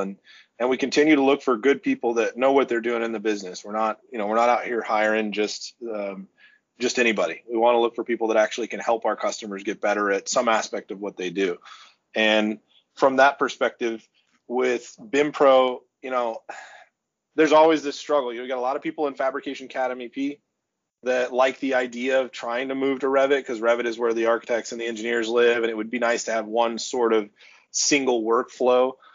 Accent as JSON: {"language": "English", "town": "Oklahoma City", "region": "Oklahoma", "country": "United States", "tie": "born or raised there", "moved": "yes", "lives_now": "Iowa, United States", "said": "I'm originally from Oklahoma City"}